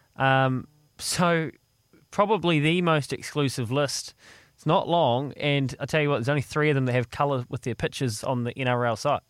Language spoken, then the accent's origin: English; New Zealand; as a New Zealander growing up